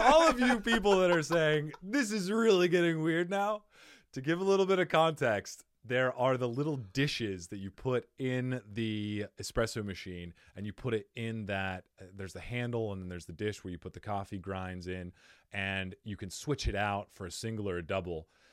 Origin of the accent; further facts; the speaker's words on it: Cottonwood, Arizona, United States; now in Phoenix, United States; I grew up in Cottonwood, Arizona